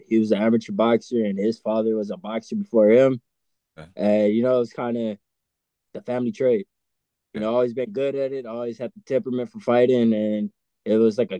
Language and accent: English; Los Angeles, California, United States; You failed to mention, I ain't just from California. I'm from LA. I'm from Los Angeles